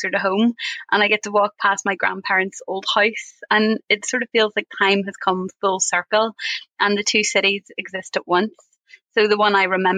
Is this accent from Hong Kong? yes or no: no; Belfast, Northern Ireland, United Kingdom; I was born in the Royal Victoria Hospital in West Belfast in 1984.